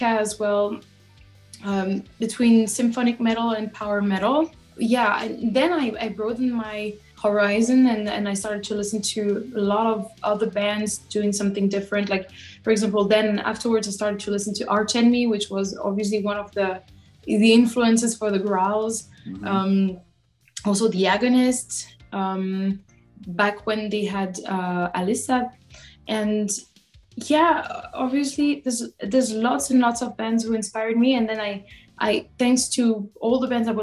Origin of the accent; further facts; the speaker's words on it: French-speaking part of Switzerland, Romandy, Switzerland; moved away as an adult; I'm from the French speaking part of Switzerland, and I only moved a few years ago.